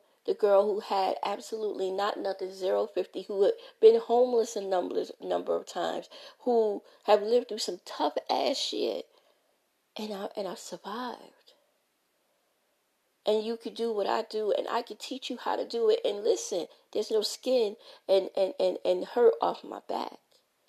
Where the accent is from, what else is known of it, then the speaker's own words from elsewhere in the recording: New York City, New York, United States; growing up in Brooklyn, New York at 561 Gates Avenue, apartment 4